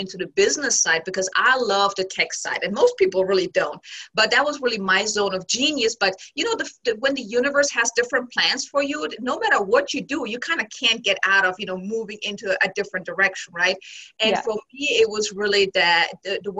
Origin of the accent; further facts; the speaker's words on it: Germany; moved away as an adult; originally I'm from Germany and I came here with my now ex-husband back in 2006